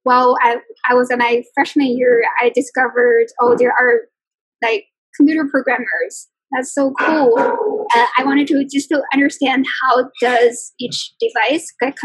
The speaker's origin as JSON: {"language": "English", "country": "China", "tie": "born or raised there", "moved": "as an adult", "lives_now": "Detroit, United States", "said": "I grew up in China"}